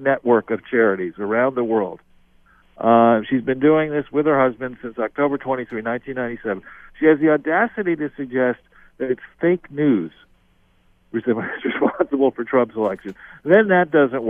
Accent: Los Angeles, California, United States; I was born in Los Angeles

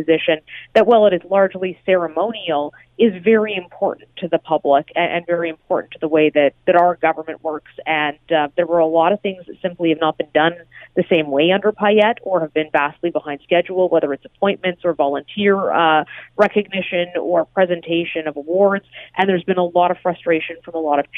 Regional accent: Alberta, Canada; I'm from Alberta

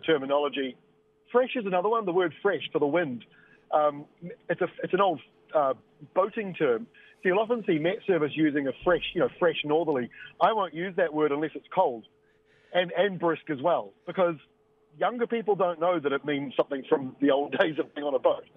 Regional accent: Bay of Plenty, New Zealand; when I grew up in Bay of Plenty

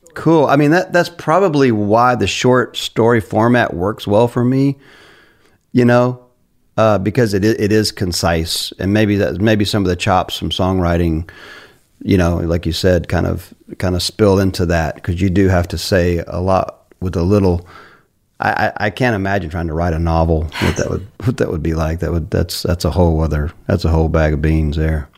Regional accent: Carolina, United States; I grew up in Carolina

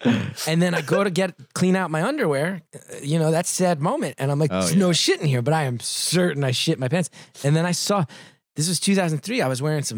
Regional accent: New Jersey, United States; since I grew up in Jersey

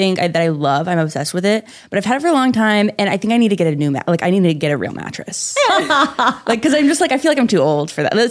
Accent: Colorado, United States; I'm from Colorado

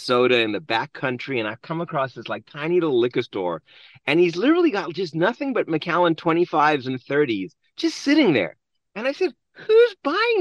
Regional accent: South Africa; now in United States; I'm also an immigrant born and raised in South Africa

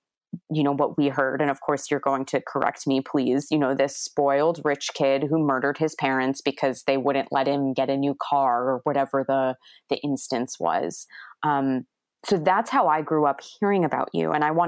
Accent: Port Jefferson, New York, United States; growing up, you know, in Port Jeff High School, Port Jeff Middle School

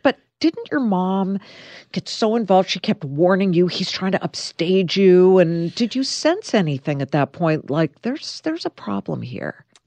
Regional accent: Beverly Hills, California, United States; downtown Beverly Hills, my hometown

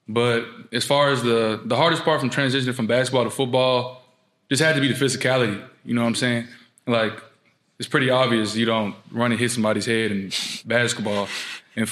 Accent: Louisiana, United States; now in Norman, United States; I was born in Louisiana, so it would be cool to go back home

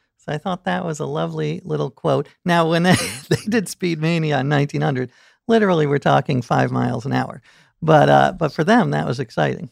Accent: New York City, New York, United States; I grew up in New York City

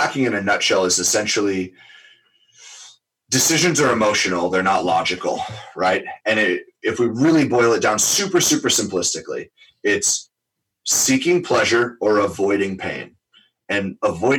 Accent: New York, United States; I'm born and raised in New York, diehard Giants fan, literally grew up in Giants Stadium

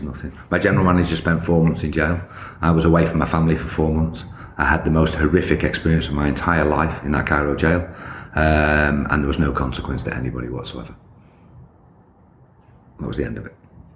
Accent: United Kingdom; moved away as an adult; also born or lived in Egypt; I'm just a British kid

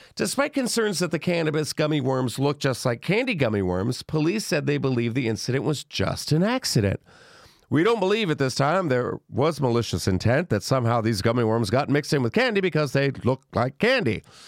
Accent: the South, United States; I grew up in the South

